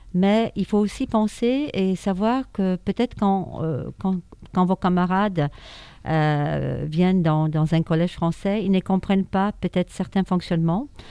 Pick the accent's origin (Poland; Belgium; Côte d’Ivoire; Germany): Poland; Warsaw, Masovian Voivodeship; French is a second language; moved away as an adult; now in France; je suis née à Varsovie, en Pologne